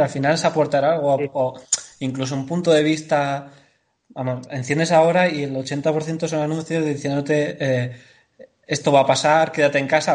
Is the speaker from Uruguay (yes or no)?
no; Andalusia, Spain; yo soy andaluz